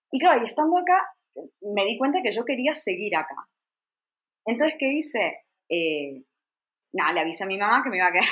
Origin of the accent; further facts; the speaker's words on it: Argentina; moved away as an adult; yo me fui hace 21 años de Argentina. Cuando yo me fui de Argentina, me fui joven y sola, ¿vale?